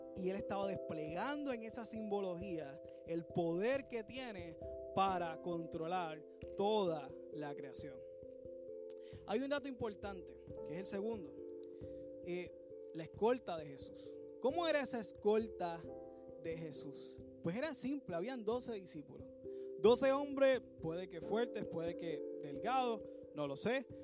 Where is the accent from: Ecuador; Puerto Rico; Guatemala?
Puerto Rico; nosotros que somos puertorriqueños